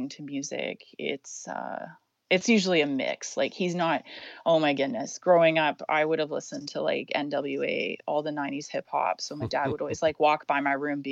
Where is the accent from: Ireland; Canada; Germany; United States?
Canada; North Vancouver, British Columbia; I grew up in North Vancouver